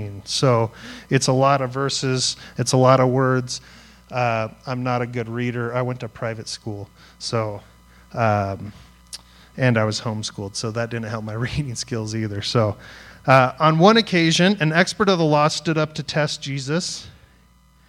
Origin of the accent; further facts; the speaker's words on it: Greeley, Colorado, United States; I grew up in Greeley, Colorado, listening to punk rock music